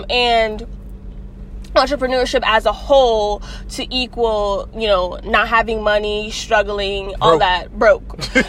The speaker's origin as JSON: {"language": "English", "town": "New York City", "region": "New York", "country": "United States", "said": "I'm from Bronx, New York."}